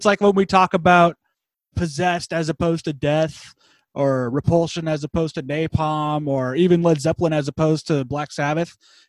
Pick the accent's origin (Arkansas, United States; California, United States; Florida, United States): California, United States; San Diego; we're from San Diego.